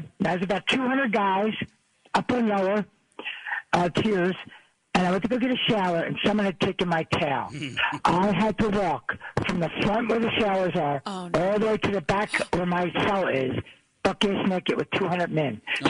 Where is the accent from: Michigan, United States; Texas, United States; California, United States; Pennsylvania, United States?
Pennsylvania, United States; Delaware County; I'm from Delco. Yay, go Delco, Delco!